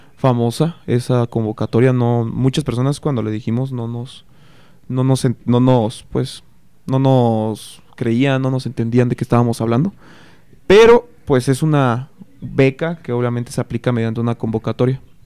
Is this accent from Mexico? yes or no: yes; Cortazar, Guanajuato, Mexico; yo sí soy de aquí. Eh, llevo aquí toda, toda mi vida, Cortázar Celaya